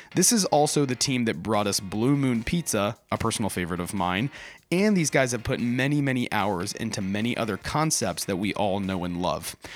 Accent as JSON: {"language": "English", "town": "Orlando", "region": "Florida", "country": "United States", "tie": "born or raised there", "said": "I grew up in Orlando, so Central Florida."}